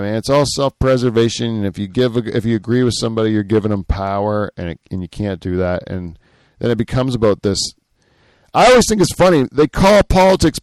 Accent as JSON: {"language": "English", "country": "Canada", "said": "I'm Canadian"}